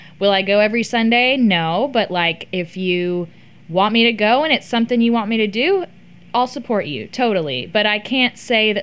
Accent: Texas, United States; I'm from Texas and I went to a school with, I went to TCU

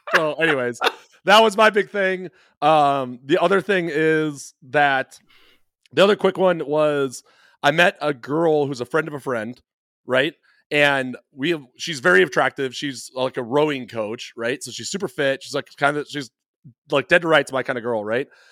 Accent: Midwest, United States; I'm such a Midwesterner

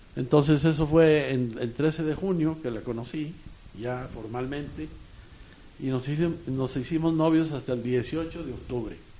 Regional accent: Saltillo, Coahuila, Mexico; also born or lived in Ramos Arizpe; now in Monterrey, Mexico; Yo nací en Ramos Arizpe, pero mis padres se fueron a Saltillo casi inmediatamente.

